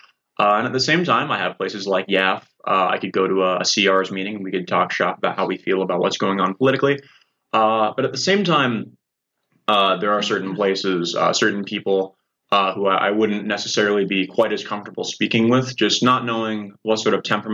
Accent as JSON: {"language": "English", "area": "Rock Island County", "region": "Illinois", "country": "United States", "tie": "born or raised there", "said": "I'm from Rock Island County"}